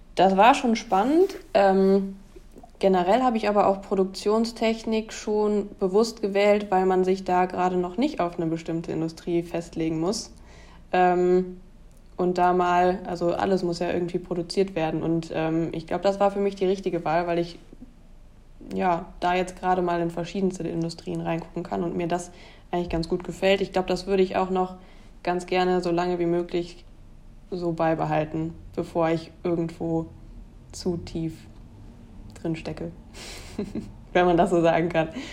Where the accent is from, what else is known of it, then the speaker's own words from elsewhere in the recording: Germany; es ist ein relativ kleiner Ort, in dem ich groß geworden bin